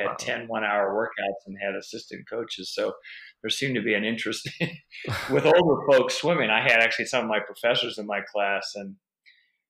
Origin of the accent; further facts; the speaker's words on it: Davis, California, United States; I went to school at UC Davis, which is my hometown